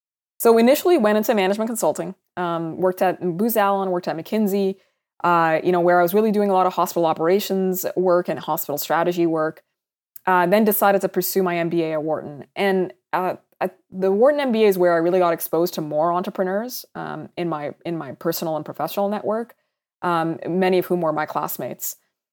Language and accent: English; Saudi Arabia; also born or lived in Sudan; So I'm originally from Sudan. That's where my parents are from. It's where I identify being from. And I also grew up in Saudi Arabia.